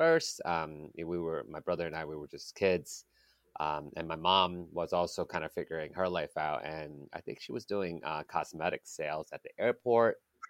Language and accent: English; Kota Kinabalu, Sabah, Malaysia; also born or lived in Kuala Lumpur; So I was born in Kuala Lumpur, Malaysia.